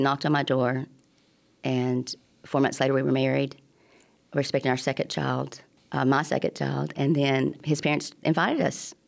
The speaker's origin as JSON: {"language": "English", "town": "Tuscumbia", "region": "Alabama", "country": "United States", "tie": "born or raised there", "also_born_or_lived": "Chicago, Illinois", "said": "I grew up in Tuscany, Alabama"}